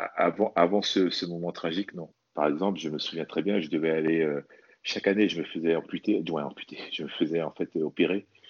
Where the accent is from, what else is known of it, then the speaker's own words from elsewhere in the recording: French Guiana; moved away; also born or lived in Metropolitan France; je suis originaire de la Guyane